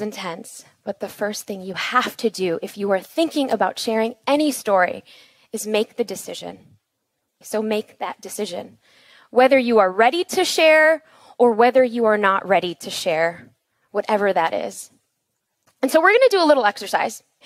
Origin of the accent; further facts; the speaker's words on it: Chicago, Illinois, United States; we were born and raised in Chicago